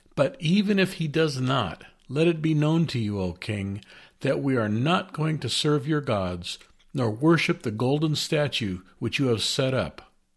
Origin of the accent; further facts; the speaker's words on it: United States; As American citizens